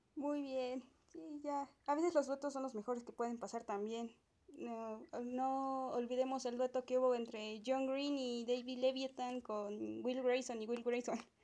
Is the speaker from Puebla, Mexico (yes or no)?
yes; Puebla, Mexico; yo soy de Puebla